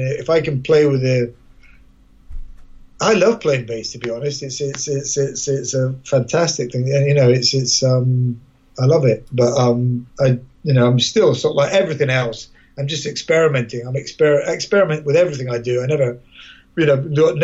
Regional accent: Edinburgh, Scotland, United Kingdom; moved away; I'm from Edinburgh as well originally

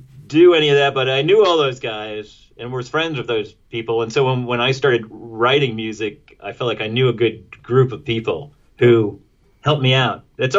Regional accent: Poughkeepsie, New York, United States; I grew up in Poughkeepsie And I grew up near this dump

